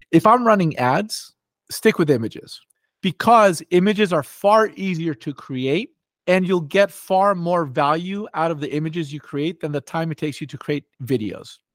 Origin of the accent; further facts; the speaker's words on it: Los Angeles, California, United States; also born or lived in New York; I grew up, um, here in Los Angeles